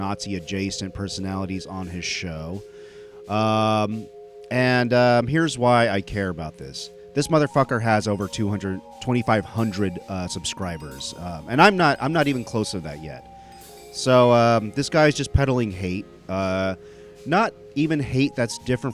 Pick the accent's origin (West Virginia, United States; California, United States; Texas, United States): Texas, United States; Dallas-Fort Worth area; my hometown of the Dallas-Fort Worth area